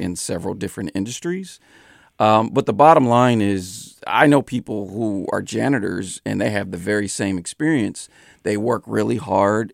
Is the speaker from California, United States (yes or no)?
yes; San Francisco, California, United States; I'm born and raised in San Francisco